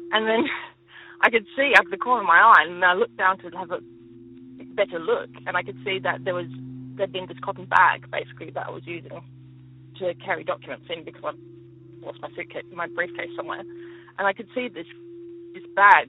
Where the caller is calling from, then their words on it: Adelaide, South Australia, Australia; I'm calling from Adelaide.